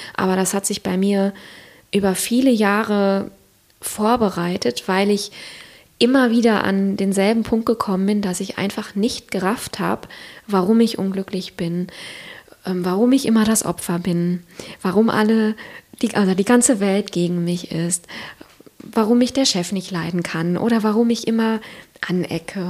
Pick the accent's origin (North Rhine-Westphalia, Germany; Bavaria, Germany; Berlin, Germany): North Rhine-Westphalia, Germany; Siegerland; moved away; also born or lived in Cologne / Hamburg; ich komme ursprünglich aus dem Siegerland